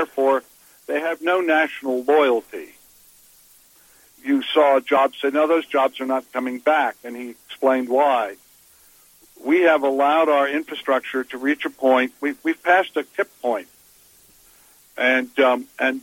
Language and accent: English; Virginia, United States; I'm a Southerner from Virginia